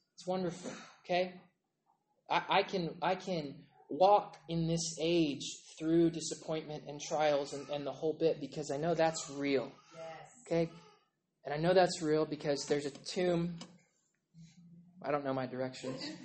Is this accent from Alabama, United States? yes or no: no; Oklahoma, United States; I'm from Oklahoma